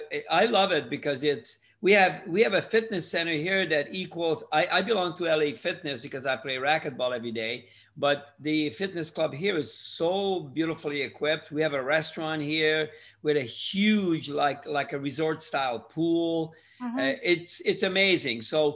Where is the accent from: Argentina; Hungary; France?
Hungary; English is a second language; also born or lived in Canada; now in United States; I immigrated from Hungary in 1963 to Canada. I lived there for 40 years, and I moved to the US in 2002.